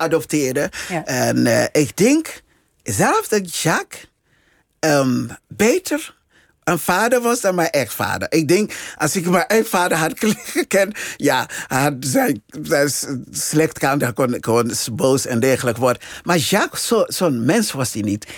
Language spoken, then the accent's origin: Dutch; Liberia; Dutch is a second language; now in Netherlands; in het land waar ik geboren ben en eh, eh, deels opgegroeid ben